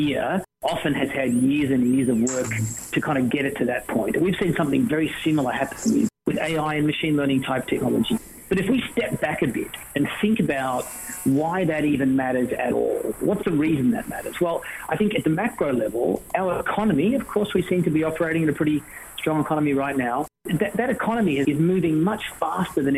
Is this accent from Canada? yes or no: no; Australia; accent: Australian